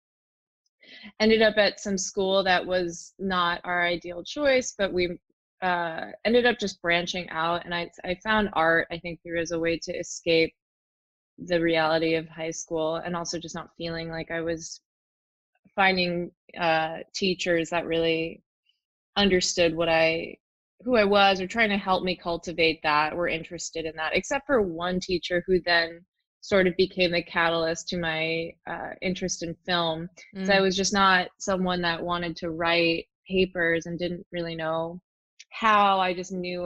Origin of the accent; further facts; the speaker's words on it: New York City, New York, United States; I grew up in New York City in Lower Manhattan